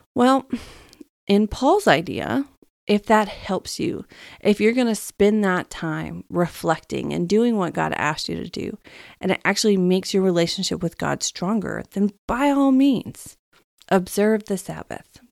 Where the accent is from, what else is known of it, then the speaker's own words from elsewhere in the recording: Texas, United States; I'm from Texas